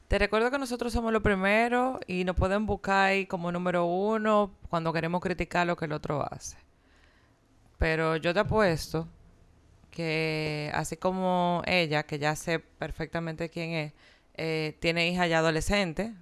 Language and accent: Spanish; Dominican Republic; mi país